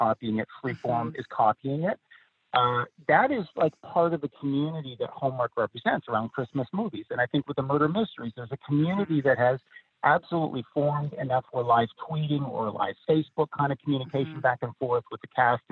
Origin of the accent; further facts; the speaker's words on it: near Toronto, Ontario, Canada; moved away as an adult; also born or lived in Los Angeles; near Toronto. And that's where I grew up